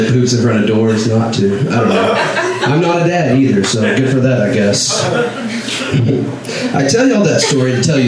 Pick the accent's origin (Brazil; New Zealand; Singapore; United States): United States; Northeast Texas; moved away; I grew up in Northeast Texas, like my whole life. That's where I was born and raised